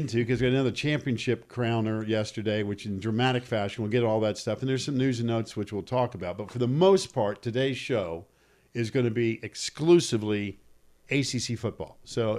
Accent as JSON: {"language": "English", "town": "Winston-Salem", "region": "North Carolina", "country": "United States", "tie": "born or raised there", "said": "I grew up in Winston-Salem."}